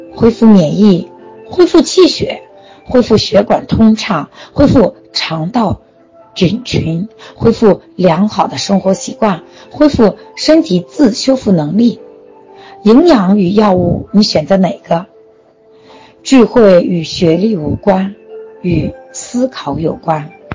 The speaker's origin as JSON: {"language": "Chinese", "country": "China", "said": "我们中国人却忽略了一个"}